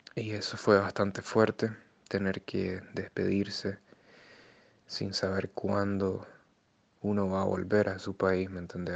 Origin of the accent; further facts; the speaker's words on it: Nicaragua; moved away as an adult; El día que me fui de Nicaragua